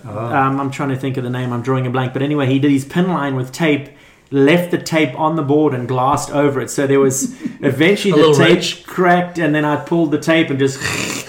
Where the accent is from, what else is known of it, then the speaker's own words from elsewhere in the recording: Durban, KwaZulu-Natal, South Africa; moved away as an adult; also born or lived in Johannesburg, South Africa; now in Huntington Beach, United States; I was born in Johannesburg, but I grew up in Durban, South Africa, which is where... at the beach where Sean Thompson, Martin Potter, Geordie eventually... So it was a high performance zone, excellent waves.